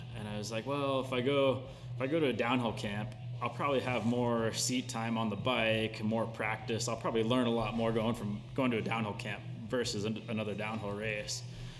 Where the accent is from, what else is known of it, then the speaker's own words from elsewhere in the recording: Houston, Texas, United States; moved away as an adult; I grew up in Houston. Started racing cross country down there.